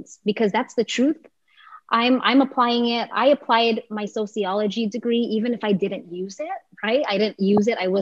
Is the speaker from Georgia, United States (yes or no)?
no; Delano, California, United States; my experience growing up in Delano, I grew up with a single mom